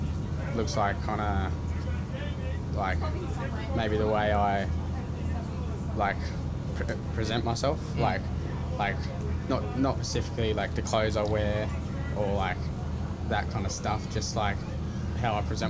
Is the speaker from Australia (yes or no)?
yes; Western Australia, Australia; I'm from the Wadjuri mob, and I'm here today just to help you out with your podcast